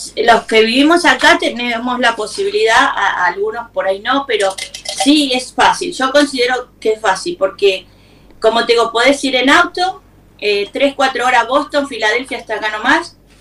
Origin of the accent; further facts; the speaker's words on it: Argentina; now in United States; todos los argentinos